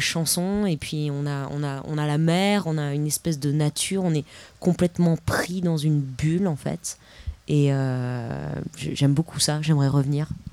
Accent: Paris, Île-de-France, France; Je viens d'un peu de loin, je viens de, de Paris

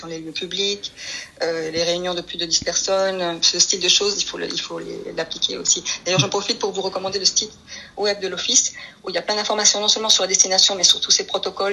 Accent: Paris, Île-de-France, France; moved away as an adult; also born or lived in Atlantic island (likely Canary Islands); now in Spain; je suis espagnole, mais mes grands-parents ont, et mes parents ont émigré en France, à Paris, dans le 11e arrondissement exactement, quand j'étais petite. J'ai fait toute ma scolarité euh, là, je suis ex-parisienne

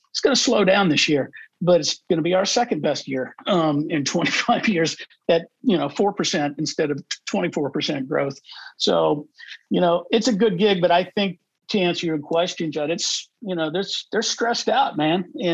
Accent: Overland Park, Kansas, United States; because I want to live in Overland Park, Kansas, my hometown.

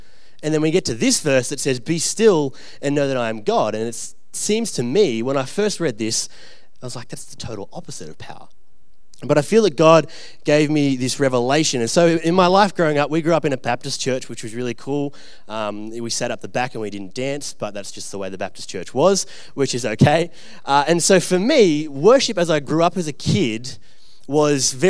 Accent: Orange, New South Wales, Australia; also born or lived in Bathurst, Australia; I grew up out in Orange and Bathurst, which is like way, way away from here

